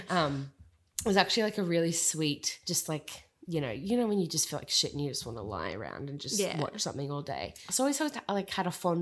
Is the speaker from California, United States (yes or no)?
no; New York City, New York, United States; I'm a New Yorker.